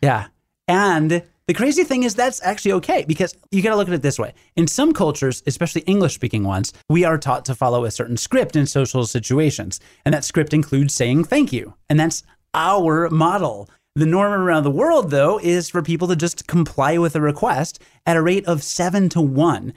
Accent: Rockford, Illinois, United States; I'm from Rockford, which is about one hundred fifty thousand

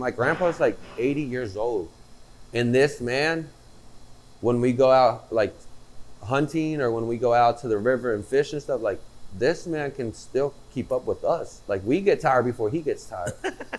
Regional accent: United States; born there; even though I'm American because I was born here

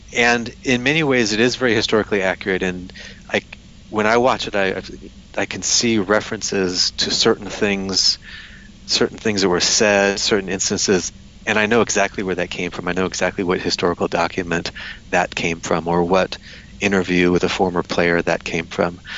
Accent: United States; moved away as an adult; now in Taiwan; I'm from America

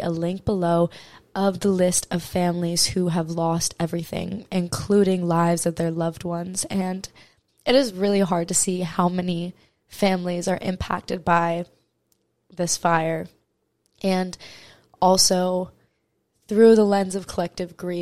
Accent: Maui, Hawaii, United States; I am from Maui, Hawaii. It is my home

